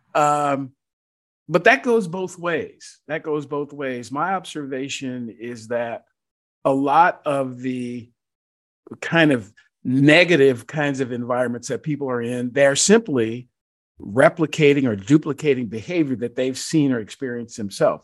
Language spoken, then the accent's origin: English; Georgia, United States; my home state of Georgia